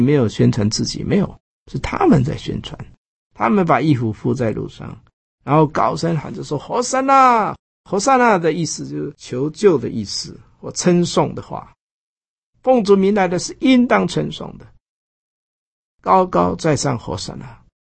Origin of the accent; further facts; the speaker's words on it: Taiwan; 我们台湾人做礼拜